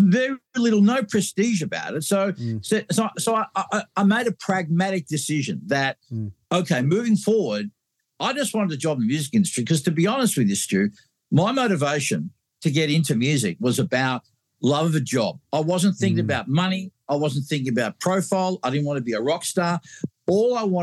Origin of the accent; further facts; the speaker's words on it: Australia; I'm from Australia